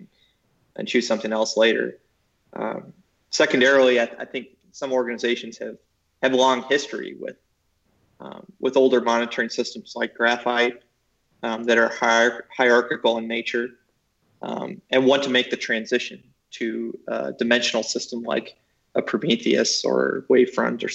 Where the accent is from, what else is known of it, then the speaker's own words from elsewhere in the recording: United States; I'm American